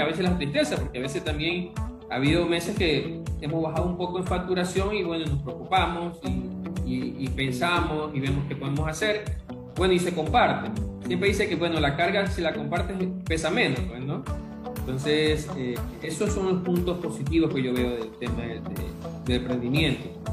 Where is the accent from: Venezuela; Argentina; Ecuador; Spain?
Ecuador; como ecuatoriano